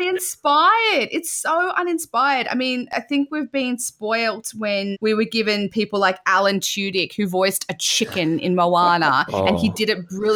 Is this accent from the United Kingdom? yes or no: no; Australia; I am an Australian woman